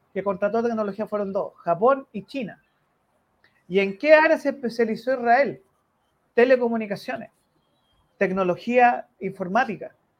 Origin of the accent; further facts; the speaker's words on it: Chile; los chilenos somos latinos